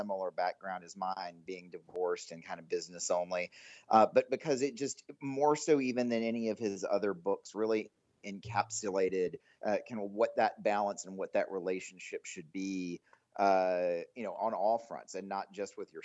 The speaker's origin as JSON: {"language": "English", "town": "Greensboro", "region": "North Carolina", "country": "United States", "tie": "born or raised there", "also_born_or_lived": "Durham, North Carolina", "moved": "as an adult", "lives_now": "Dallas, United States", "said": "I'm originally from Greensboro, North Carolina. I spent my whole childhood there in North Carolina"}